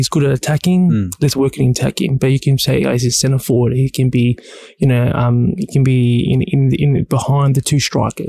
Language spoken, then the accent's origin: English; Cheltenham, Australia; I was raised in Cheltenham.